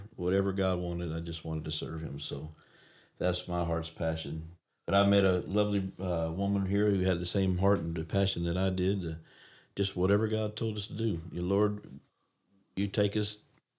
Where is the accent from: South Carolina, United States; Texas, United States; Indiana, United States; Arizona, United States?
Texas, United States; Houston; moved away as an adult; also born or lived in Oklahoma; she's from Michigan, and I'm from Houston